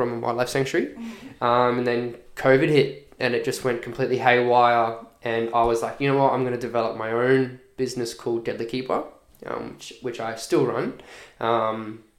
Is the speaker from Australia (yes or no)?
yes; Redland City, Queensland, Australia; also born or lived in Boulia, Queensland (ancestral, Pitta Pitta); Born and raised on Quandamooka Country here in the Redlands